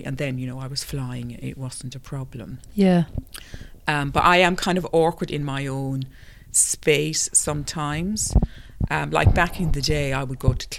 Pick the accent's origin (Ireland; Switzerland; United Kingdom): Ireland; growing up in Ireland